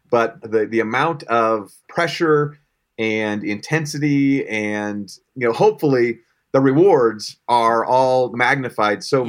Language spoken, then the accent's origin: English; Colorado, United States; born and raised in Colorado